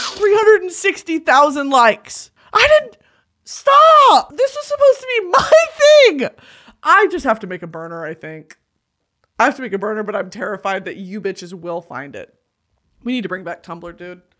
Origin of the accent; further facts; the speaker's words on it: United States; I'm American.